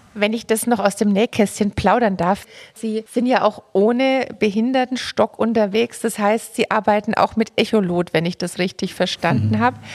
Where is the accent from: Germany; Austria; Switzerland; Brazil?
Germany; Franconia, Bavaria; ich komme tatsächlich aus der Schnittstelle zwischen Bierfranken und Weinfranken